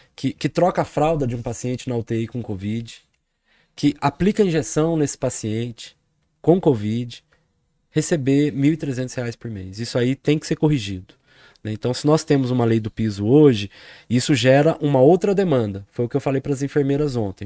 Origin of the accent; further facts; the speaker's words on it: Poços de Caldas, Minas Gerais, Brazil; sou de Poços de Caldas